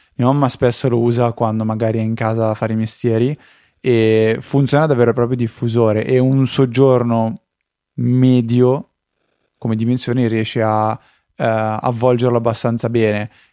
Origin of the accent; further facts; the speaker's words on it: near Busto Arsizio, Lombardy, Italy; io sono un finto bustocco perché non sono proprio di Busto Arsizio